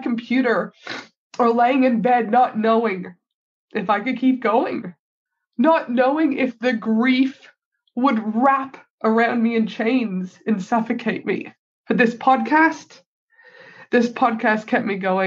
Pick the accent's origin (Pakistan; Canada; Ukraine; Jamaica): Canada; now in Australia; my home country of Canada